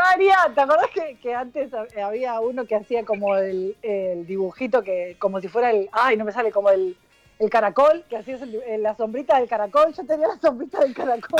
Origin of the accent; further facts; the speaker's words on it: Argentina; somos argentinos